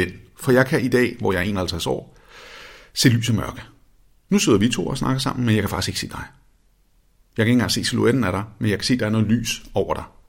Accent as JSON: {"language": "Danish", "town": "Copenhagen", "region": "Capital Region of Denmark", "country": "Denmark", "tie": "born or raised there", "said": "Vesterbro, hvor jeg voksede op i København"}